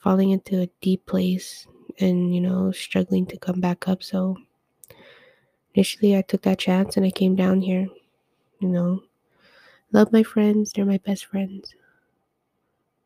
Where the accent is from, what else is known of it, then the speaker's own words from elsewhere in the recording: Edmonton, Alberta, Canada; also born or lived in northern Canada; I was born in Edmonton.